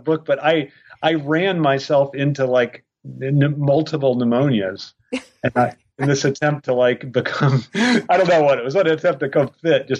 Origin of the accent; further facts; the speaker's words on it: Ireland; I am Irish.